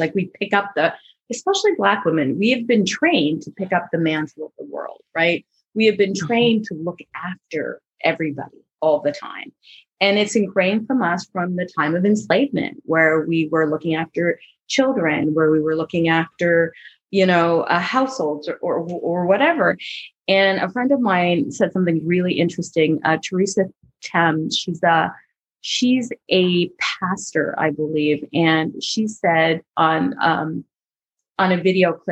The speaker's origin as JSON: {"language": "English", "country": "Barbados", "said": "we're from the same place, right? From Barbados."}